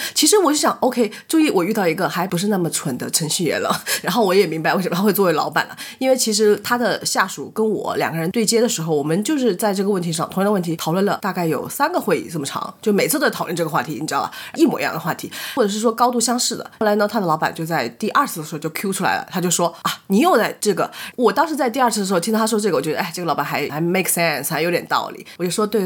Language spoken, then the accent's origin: Chinese; China; 我，来自于中国